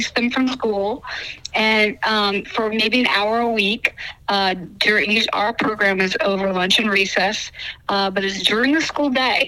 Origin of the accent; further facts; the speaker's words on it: Pennsylvania, United States; like you said, CEO of Bible to School. And I'm from Pennsylvania, and I was a Navy wife.